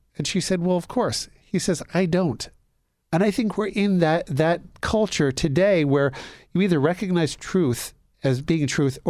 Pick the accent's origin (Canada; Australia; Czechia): Canada; I grew up in Canada.